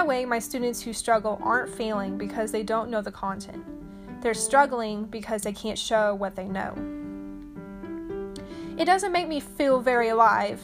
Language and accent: English; Arkansas, United States; here in Little Rock, Arkansas